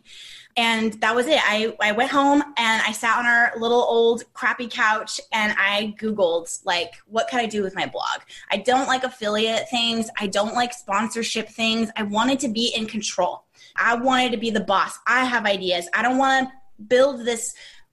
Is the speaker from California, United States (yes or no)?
yes; Southern California, United States; moved away as an adult; also born or lived in Arkansas; We are from Southern California. We were born and raised here. We live here now